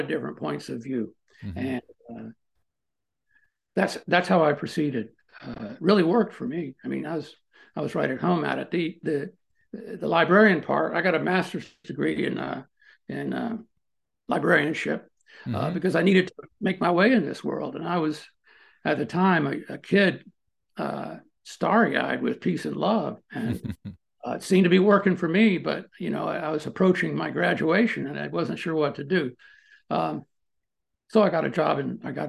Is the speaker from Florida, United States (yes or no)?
no; Maryland, United States; moved away as an adult; also born or lived in Washington, D.C. / College Park, Maryland / Boulder, Colorado / Colorado Springs, Colorado; now in Missouri, United States; I grew up there. I was born in Washington, D.C. And when I say Maryland, I mean the D.C. area